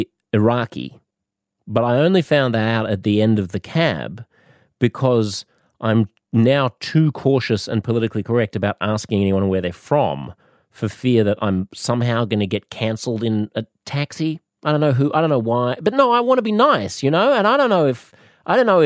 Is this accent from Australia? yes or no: yes; Australia; What are you doing in my country